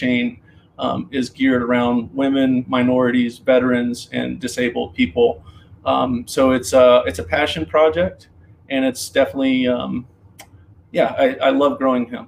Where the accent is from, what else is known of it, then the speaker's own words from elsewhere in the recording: Georgia, United States; moved away as an adult; also born or lived in Colorado; now in New Castle, United States; I grew up around Southern food. I'm from Georgia originally, and grew up around Southern gardening and Southern food